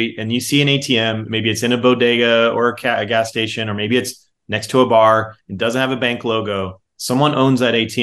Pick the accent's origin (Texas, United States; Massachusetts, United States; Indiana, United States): Texas, United States; being a Texan